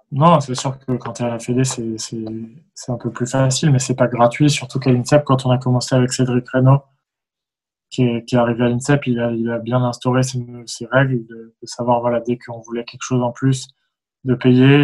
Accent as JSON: {"language": "French", "country": "France"}